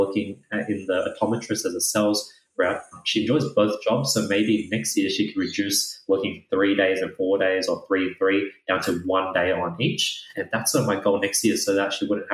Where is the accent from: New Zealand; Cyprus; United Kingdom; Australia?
Australia; I grew up in Australia